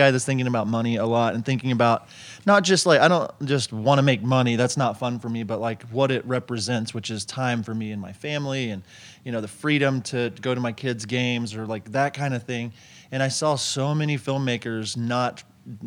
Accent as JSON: {"language": "English", "town": "Tulsa", "region": "Oklahoma", "country": "United States", "said": "I'm from Tulsa, Oklahoma"}